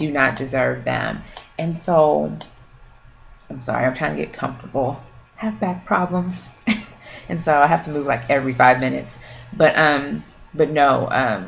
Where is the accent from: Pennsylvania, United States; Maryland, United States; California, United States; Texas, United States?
Texas, United States; Houston; also born or lived in Louisiana; I was born in Louisiana, but I was raised here in Houston